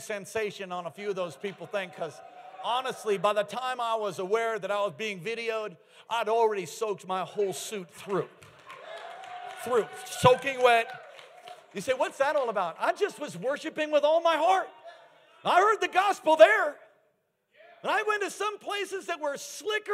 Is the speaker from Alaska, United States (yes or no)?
yes; Alaska, United States; I'm from Alaska.